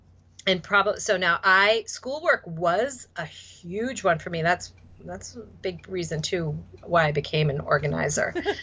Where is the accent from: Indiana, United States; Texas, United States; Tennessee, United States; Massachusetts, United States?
Massachusetts, United States; Boston; accent: Boston; my Boston accent